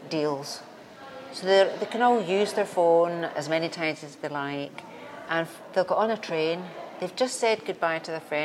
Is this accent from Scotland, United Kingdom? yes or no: yes; Scotland, United Kingdom; I'm Scottish.